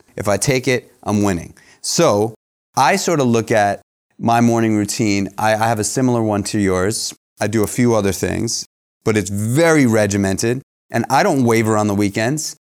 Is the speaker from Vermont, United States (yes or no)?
no; New York, United States; everybody I, that I grew up with in New York